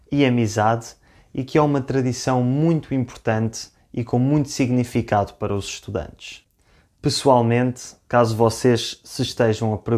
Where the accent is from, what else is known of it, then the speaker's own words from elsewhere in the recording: Lisbon, Portugal; Eu sou de Lisboa, mas fiz os meus dois primeiros anos de faculdade numa outra cidade chamada Funchal, onde inicialmente eu não conhecia ninguém